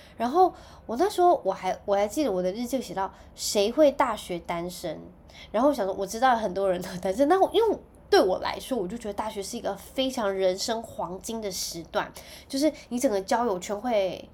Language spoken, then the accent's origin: Chinese; Taichung, Taiwan; 其实我是住在台中，我小时候是住在台中市区的